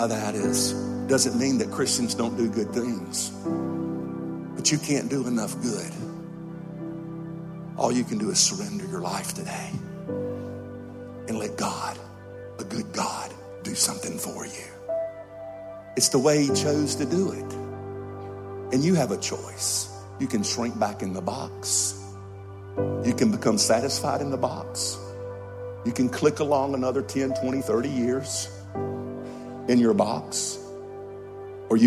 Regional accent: Georgia, United States; I was raised in North America. I was just a little old southern boy from a little town in Georgia.

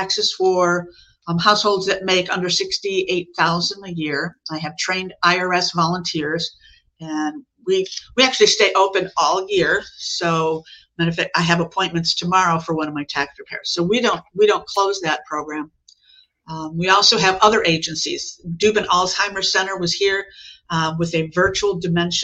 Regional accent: Chicago, Illinois, United States; moved away as an adult; also born or lived in South Lee County, Florida; now in Lee County, United States; I'm from Chicago, but I've been down here for 35 years now

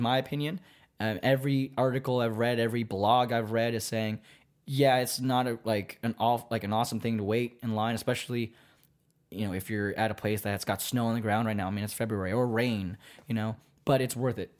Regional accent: Virginia, United States; now in Baltimore, United States; we're both from Virginia

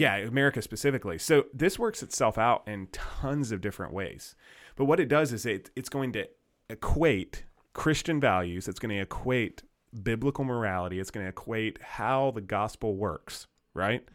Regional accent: United States; we're American citizens

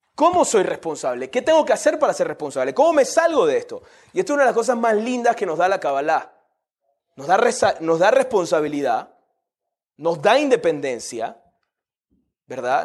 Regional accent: Panama; Yo soy de Panamá

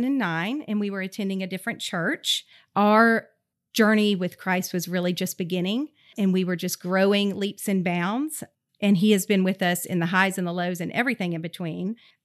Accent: Georgia, United States; also born or lived in Kentucky; I was born in Kentucky. I am the second oldest of 6 children. I have 4 sisters and 1 brother. I'm an Army brat, so I really grew up all over the place, but I consider Georgia home.

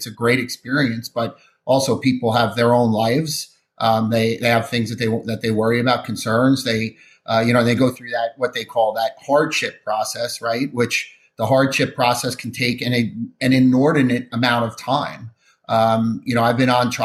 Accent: New Jersey, United States; I'm from New Jersey

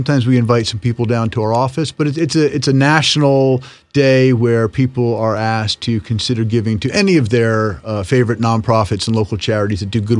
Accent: Easton, Pennsylvania, United States; now in Stroudsburg, United States; I grew up in Easton.

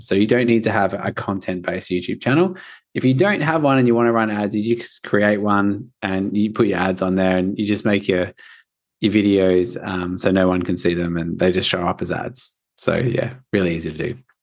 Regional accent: Australia; I'm from Australia

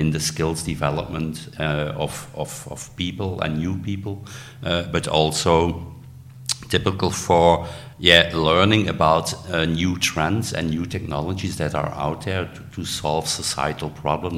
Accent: Belgium; I'm from Belgium

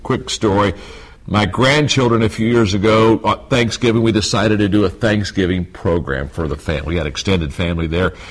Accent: Circleville, Ohio, United States; I grew up in Circleville, Ohio, just 25 miles straight south on Route 23

